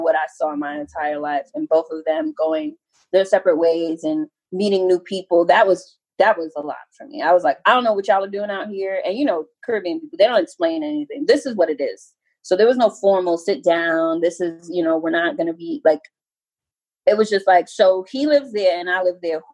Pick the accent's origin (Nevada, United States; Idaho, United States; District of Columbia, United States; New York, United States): New York, United States; New York City; moved away; I was raised in Far Rockaway, Queens, New York